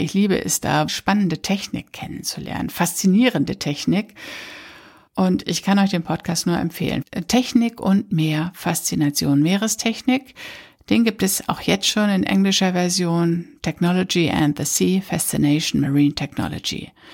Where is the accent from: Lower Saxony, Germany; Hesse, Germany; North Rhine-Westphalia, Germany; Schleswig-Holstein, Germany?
Lower Saxony, Germany; Papenburg; 60 Kilometer entfernt von Papenburg, wo ich herkomme